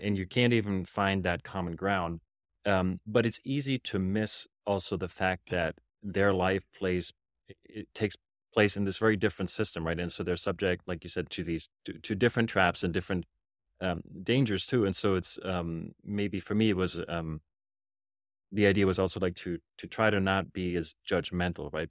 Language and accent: English; Germany; English is a second language; I grew up in Germany